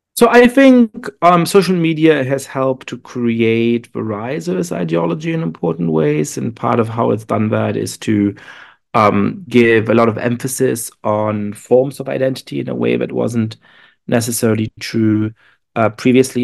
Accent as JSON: {"language": "English", "country": "Germany", "tie": "born or raised there", "moved": "yes", "lives_now": "United States", "said": "I am shaped, uh, uh, by growing up in Germany and by being Jewish"}